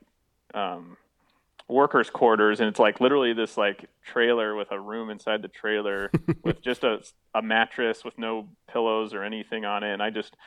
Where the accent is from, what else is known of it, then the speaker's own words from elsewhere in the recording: Iowa, United States; also born or lived in Nebraska / Missouri; now in Ohio, United States; I'm from Iowa. And it was pretty much right at Highway 30, or close to Highway 30, which is a highway I grew up on.